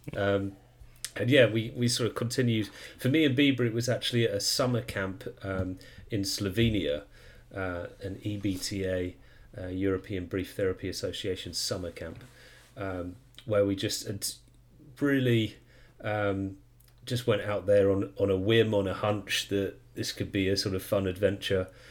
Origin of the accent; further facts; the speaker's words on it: United Kingdom; I am a UK person from the UK